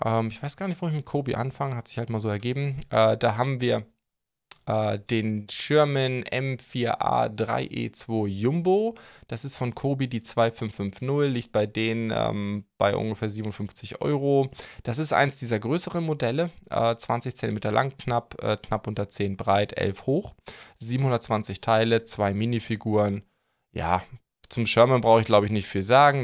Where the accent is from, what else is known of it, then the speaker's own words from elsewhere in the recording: Schleswig-Holstein, Germany; moved away; also born or lived in Stuttgart; ich bin ja Outsider, ihr wisst ja, ich komme eigentlich aus Schleswig-Holstein